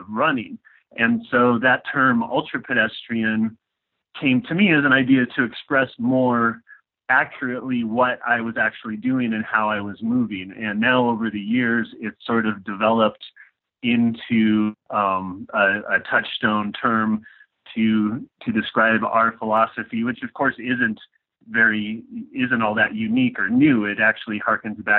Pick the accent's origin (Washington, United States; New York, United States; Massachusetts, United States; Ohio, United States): Washington, United States; also born or lived in Southern California; we're from Washington State. We lived in the middle of nowhere way up in the Okanagan Highlands